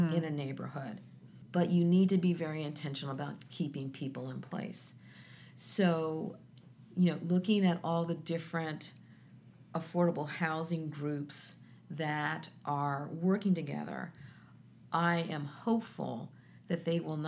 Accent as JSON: {"language": "English", "town": "Columbus", "region": "Ohio", "country": "United States", "tie": "born or raised there", "said": "When I grew up on the Near East Side, there were 45,000 people there."}